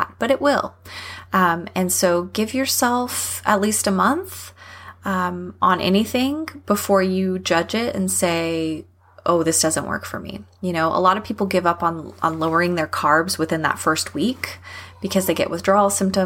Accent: Texas, United States; I'm from Texas

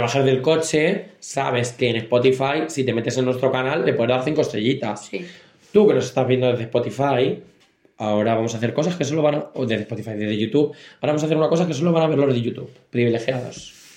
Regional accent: Castilla-La Mancha, Spain; nosotros somos de Castilla-La Mancha

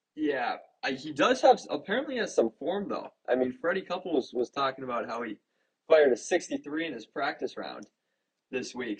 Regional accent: Minnesota, United States; especially being a Minnesotan

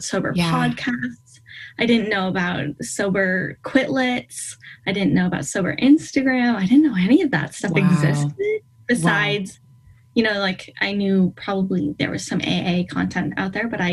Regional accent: Maine, United States; I am from Maine, northeast of the United States

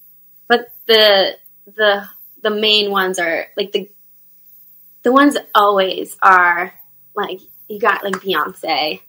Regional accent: New York, United States; moved away as an adult; now in Los Angeles, United States; I'm from New York. I'm a New Yorker.

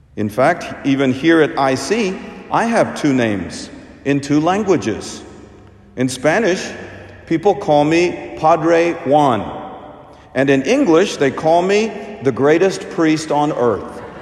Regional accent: India; moved away; my home country. So, we Indians

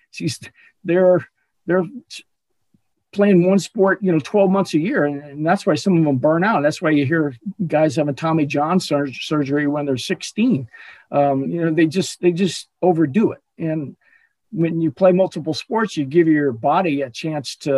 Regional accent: Southern California, United States; also born or lived in Chicago, Illinois, United States; I played multiple sports growing up in Southern California

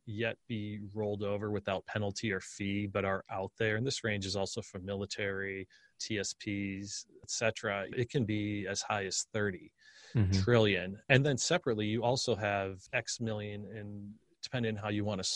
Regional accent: Scranton, Pennsylvania, United States; now in Austin, United States; Rust Belt, like where I grew up in Scranton, PA

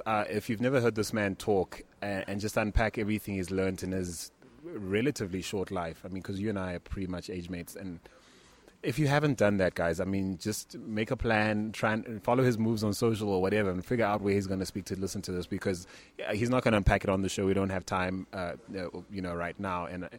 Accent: South Africa; As a South African investor in the U.S.

